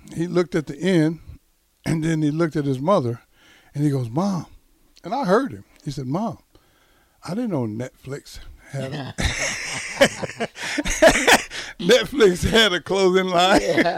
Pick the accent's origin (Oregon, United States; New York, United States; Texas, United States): Texas, United States; like I'm from Texas.